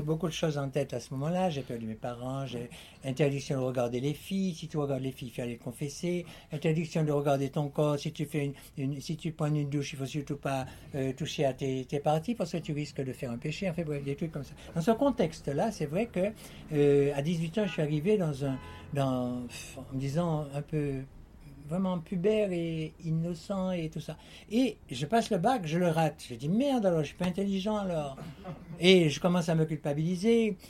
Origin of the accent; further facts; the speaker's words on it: Martinique; j'étais enfant de Martinique, martiniquais